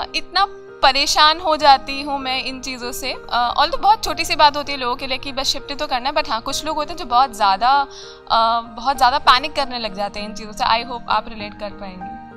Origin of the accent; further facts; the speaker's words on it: Jodhpur, Rajasthan, India; moved away as an adult; now in Ahmedabad, India; मैं बेसिकली मैं जोधपुर से हूँ और अभी अहमदाबाद रह रही हूँ